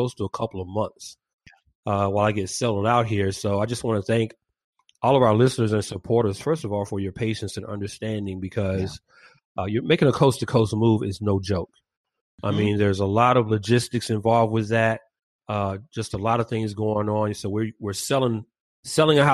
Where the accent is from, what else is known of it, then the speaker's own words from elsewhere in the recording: Atlanta, Georgia, United States; moved away as an adult; now in Valencia, United States; my hometown of Atlanta